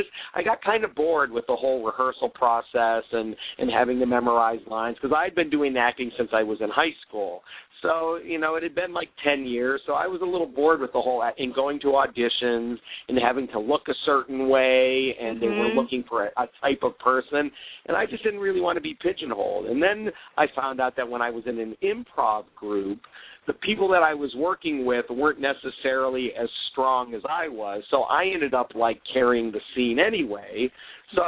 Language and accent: English; Cleveland, Ohio, United States; moved away as an adult; also born or lived in Cincinnati, Ohio; now in New York City, United States; I grew up in Ohio. I'm from Cleveland, Ohio